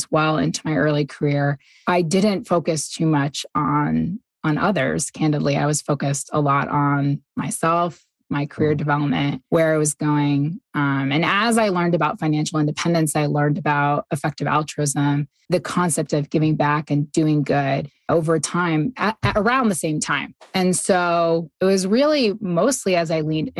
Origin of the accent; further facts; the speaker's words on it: New York, United States; also born or lived in Boston / Singapore; now in Ogden, Utah, United States; I'm originally from New York State and have lived in Boston, Singapore